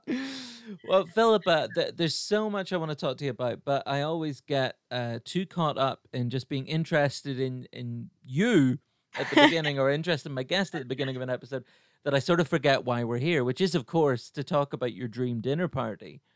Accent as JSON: {"language": "English", "country": "Ireland", "tie": "born or raised there", "said": "growing up in Ireland"}